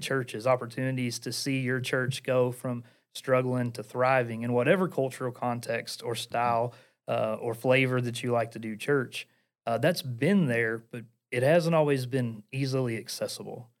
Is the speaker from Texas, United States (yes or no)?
no; Portland, Tennessee, United States; accent: Appalachian; I am from Portland, Tennessee. Uh, for those of you who are listening, you probably can notice I have an Appalachian accent